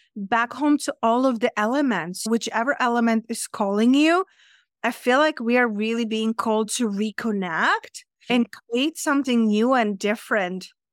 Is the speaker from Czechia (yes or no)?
yes; Czechia; English is a second language; moved away as an adult; also born or lived in London / Spain; now in Las Vegas, United States; I'm originally from Czech Republic, from center of the Europe, but I live in London and then I live in Spain.